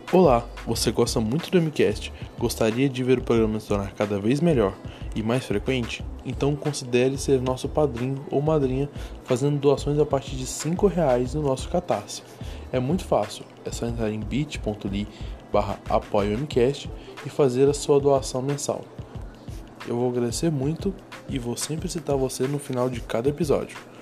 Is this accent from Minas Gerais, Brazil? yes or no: no; Goiânia, Goiás, Brazil; eu sou de Goiânia